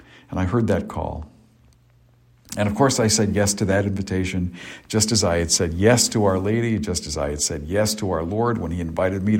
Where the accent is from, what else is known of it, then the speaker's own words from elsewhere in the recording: Cape Cod, Massachusetts, United States; growing up on Cape Cod.